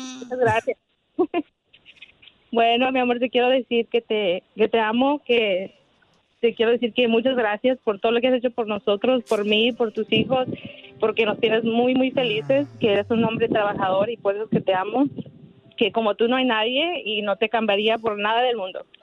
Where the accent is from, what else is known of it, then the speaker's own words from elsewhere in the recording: Guanajuato, Mexico; Soy de Guanajuato